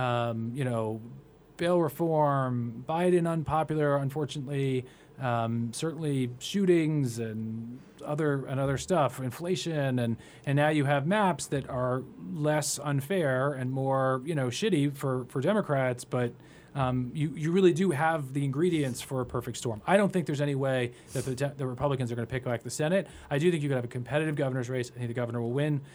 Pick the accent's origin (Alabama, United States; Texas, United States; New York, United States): New York, United States; New York City; growing up in the Far, uh, on the Upper East Side